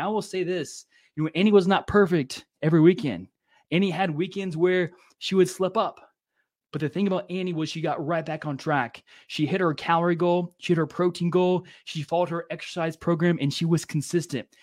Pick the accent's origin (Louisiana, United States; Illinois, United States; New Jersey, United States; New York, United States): Louisiana, United States; growing up in Louisiana